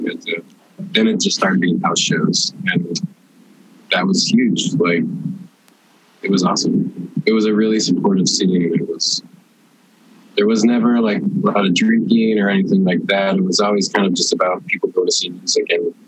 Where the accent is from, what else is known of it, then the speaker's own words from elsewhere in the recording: St. Louis, Missouri, United States; moved away as an adult; now in Chicago, United States; I grew up in St. Louis